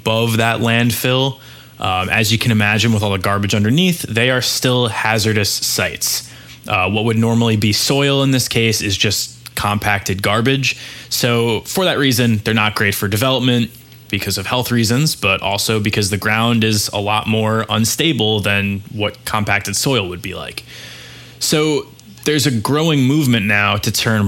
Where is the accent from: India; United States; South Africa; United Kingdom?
United States; New York City, New York; I'm a little New York centric on this one. So I know this is a big weekend for my hometown